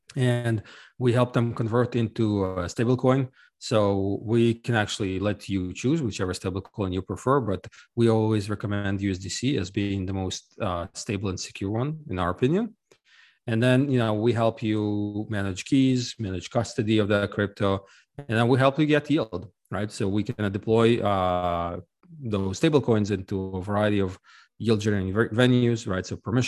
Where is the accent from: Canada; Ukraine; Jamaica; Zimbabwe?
Ukraine; now in United States; I'm actually originally from Ukraine, but I left a long time ago, and I lived in a number of countries around the world, eventually settling in the US.